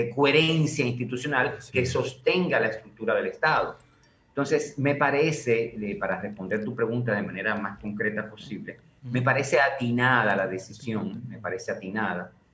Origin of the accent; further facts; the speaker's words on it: Dominican Republic; nosotros como dominicanos